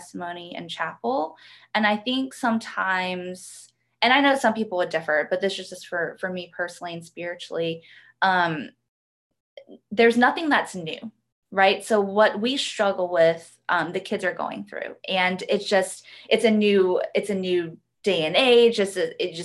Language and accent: English; Georgia, United States; also born or lived in South Korea; I am from Georgia, Georgia Peach, born and raised. I live about 30 minutes south of Atlanta